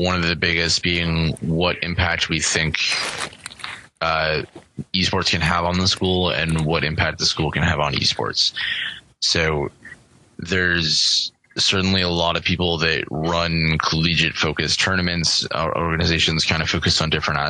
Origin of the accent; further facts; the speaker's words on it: Buffalo, New York, United States; moved away; I'm from Buffalo